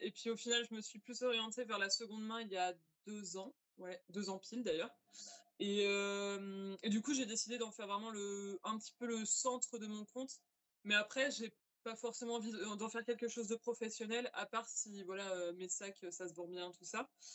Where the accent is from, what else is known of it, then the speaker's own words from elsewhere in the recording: Angers, Pays de la Loire, France; moved away as an adult; now in Lille, France; je viens à la base d'Angers, et d'ailleurs dans une région anciennement très textile, et j'ai bougé sur l'île il y a 3-4 ans.